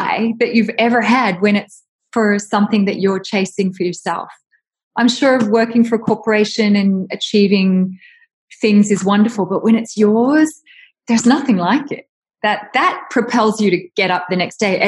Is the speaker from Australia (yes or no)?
yes; Australia; moved away; I'm from Australia